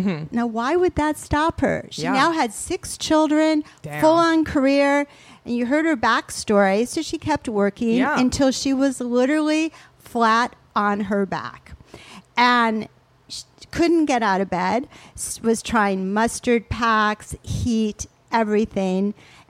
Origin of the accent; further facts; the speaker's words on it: Toledo, Ohio, United States; also born or lived in Geneva, Switzerland; So even though I grew up in Toledo, Ohio, and Geneva, Switzerland, that's probably a whole nother podcast.